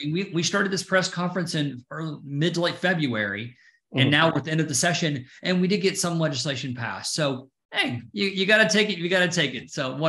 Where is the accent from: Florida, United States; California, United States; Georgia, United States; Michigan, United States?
Georgia, United States; Atlanta; Yeah. So, you know, I'm from Atlanta. So I saw Atlanta go through before the credit was passed and then after the credit was passed.